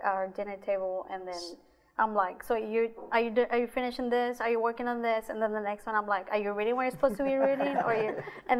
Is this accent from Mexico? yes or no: yes; Mexico; now in Austin, United States; I come from Mexico.